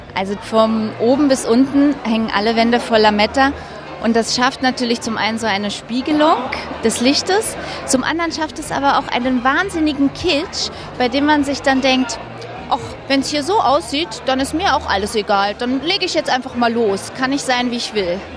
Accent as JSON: {"language": "German", "region": "Berlin", "country": "Germany", "said": "Ich bin ja aus Berlin"}